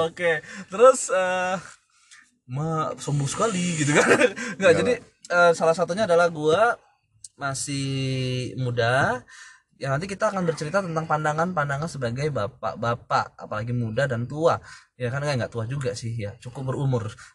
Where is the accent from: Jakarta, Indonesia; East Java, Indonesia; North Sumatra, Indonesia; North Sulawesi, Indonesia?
North Sumatra, Indonesia; Medan; gua itu dari Medan sebenarnya ya Medan terus uh, gua lulusan dari universitas negeri di salah satu Sumatera Utara